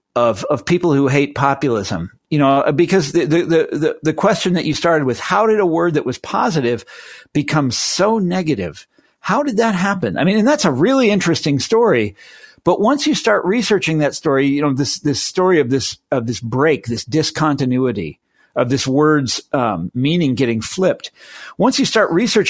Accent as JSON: {"language": "English", "region": "Kansas", "country": "United States", "tie": "born or raised there", "said": "my home state in Kansas"}